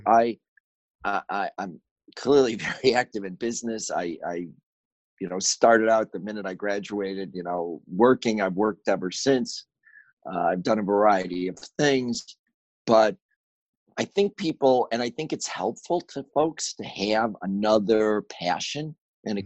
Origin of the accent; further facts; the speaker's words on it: Chicago, Illinois, United States; I grew up in Chicago.